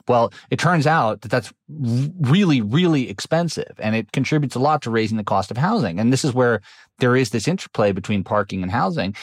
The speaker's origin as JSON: {"language": "English", "town": "New York City", "region": "New York", "country": "United States", "tie": "born or raised there", "said": "I grew up in New York City, which used to be full of parking lots in the 1970s and 80s"}